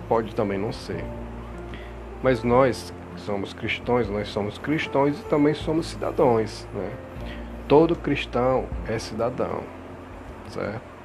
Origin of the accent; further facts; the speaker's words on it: Brazil; nosso país, estamos falando como cidadão, como brasileiro